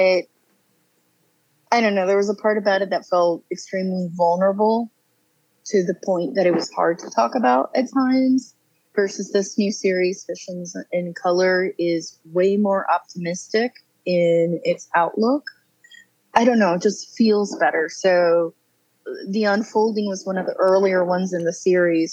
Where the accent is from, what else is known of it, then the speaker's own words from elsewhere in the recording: San Juan, Puerto Rico; now in Raleigh, United States; I am originally from San Juan, Puerto Rico. Moved to North Carolina in 2007 and have lived here ever since.